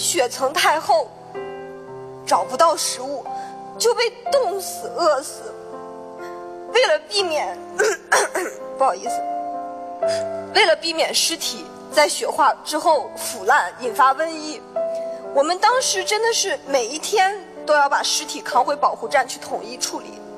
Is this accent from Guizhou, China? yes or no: no; Altay, Xinjiang, China; 我的家乡阿勒泰